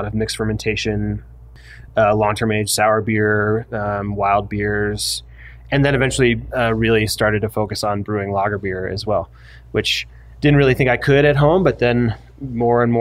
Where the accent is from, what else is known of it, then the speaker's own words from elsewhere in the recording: Vermont, United States; now in Park City, United States; I grew up in Vermont